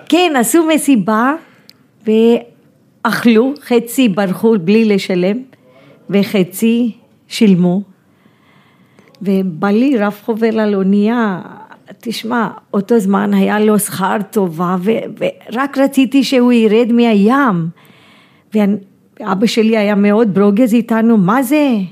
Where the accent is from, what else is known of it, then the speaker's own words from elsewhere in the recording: India; moved away as an adult; now in Tel Aviv, Israel; הוא גם היה קצין גבוה מהצבא, אז גדלתי כן. ממש בצבא ההודי